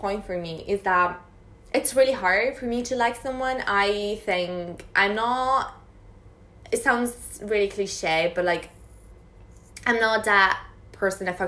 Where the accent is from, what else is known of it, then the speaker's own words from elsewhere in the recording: Italy; moved away as an adult; I'm from Italy